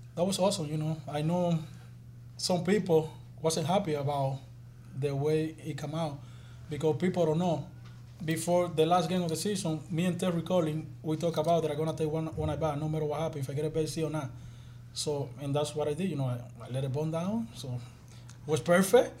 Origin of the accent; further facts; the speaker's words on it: Dominican Republic; moved away; I do a lot of stuff there in my, in my, in my hometown